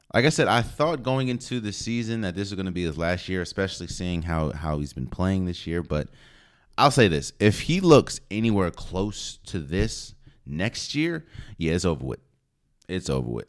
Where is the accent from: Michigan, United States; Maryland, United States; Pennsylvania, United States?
Maryland, United States; DC area; I'm from the Maryland, D C area